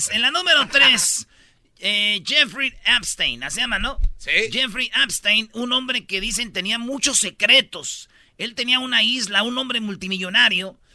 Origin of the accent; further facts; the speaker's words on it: Mexico; y digo yo, como buenos mexicanos, muchos dijeron, güey, no te he pagado porque pues no funciona la tarjeta